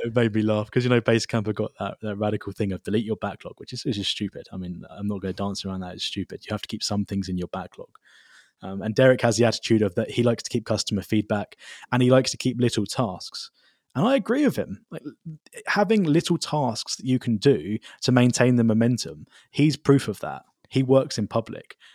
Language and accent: English; United Kingdom; moved away; I am a British citizen